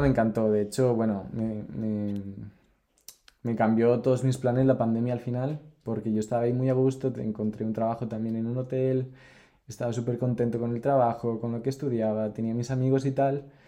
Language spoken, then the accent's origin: Spanish; near Santander, Cantabria, Spain; moved away as an adult; also born or lived in Mexico City, Mexico / Germany / Barcelona, Spain / Denmark; yo nací en México, pero me fui muy pequeño a España, me vine muy pequeño a España cuando tenía dos años. Y viví en Santander toda mi vida, en Cantabria, bueno, no en Santander, sino en un pueblo cerca. Em, y después, bueno, crecí allí, fui al colegio allí, fui al instituto allí